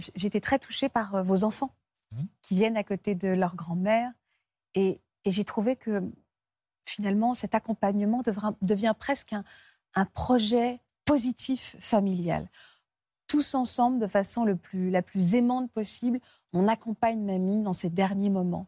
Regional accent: France; chez nous en France

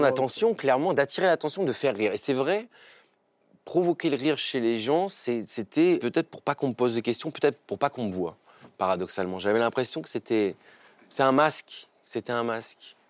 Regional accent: Picardy, Hauts-de-France, France; also born or lived in Amiens; alors moi j'ai grandi en Picardie. Euh, je suis né à Amiens, j'ai grandi dans un petit village qui s'appelait Lédin, à côté de Saint-Quentin

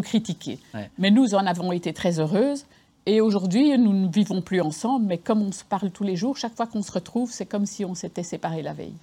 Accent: Belgium; moved away as an adult; now in Lyon, France; je suis, du Nord, je suis belge

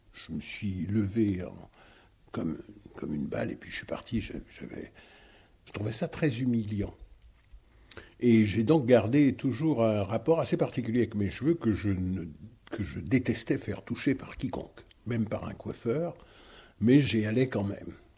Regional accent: Guadeloupe; Je viens de Guadeloupe

